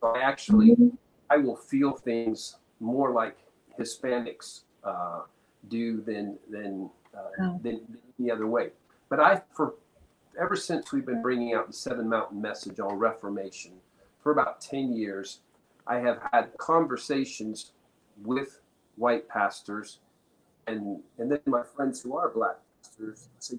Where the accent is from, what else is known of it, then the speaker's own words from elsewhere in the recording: Peru; But, I mean, I was born and raised in Peru, South America. My parents were missionaries there. So I lived my first 18 years.